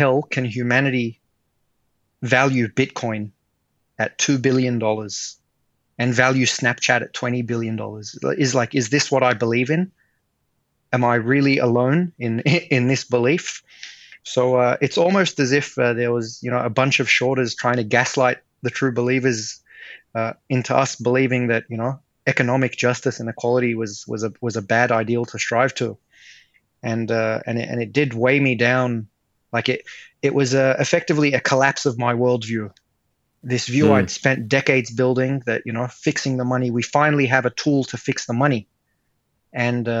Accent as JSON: {"language": "English", "country": "Australia", "tie": "born or raised there", "said": "I grew up in Australia"}